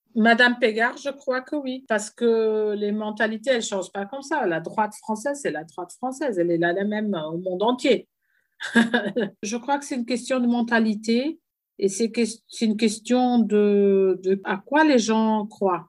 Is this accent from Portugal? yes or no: yes; Portugal; j'étais la première femme euh, en tant que Portugaise à exposer au Guggenheim